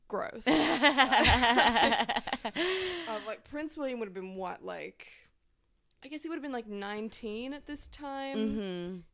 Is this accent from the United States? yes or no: no; Australia